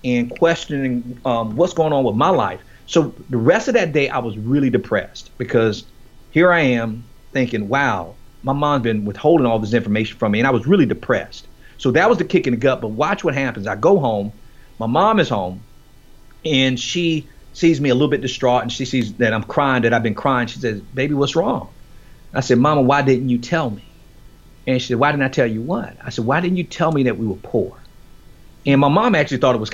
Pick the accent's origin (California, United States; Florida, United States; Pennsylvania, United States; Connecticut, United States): Florida, United States; Miami; born or raised there